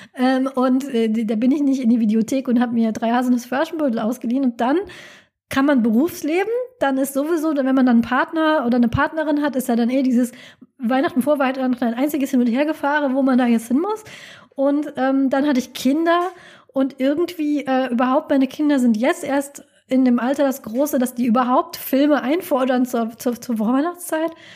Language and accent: German; Rhineland, Germany; in der Gegend, wo ich herkomme, ist also Rheinland